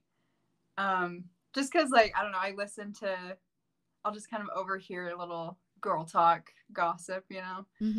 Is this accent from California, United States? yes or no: no; Missouri, United States; moved away as an adult; now in Idaho, United States; I'm actually from Missouri.